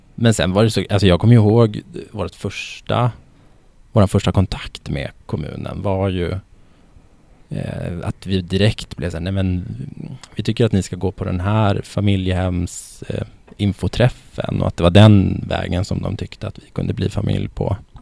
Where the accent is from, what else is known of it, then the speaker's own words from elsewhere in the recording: Norrland, Västerbotten County, Sweden; moved away as an adult; now in Stockholm, Sweden; jag är ju född och uppvuxen i eh, Västerbotten i mm. Norrland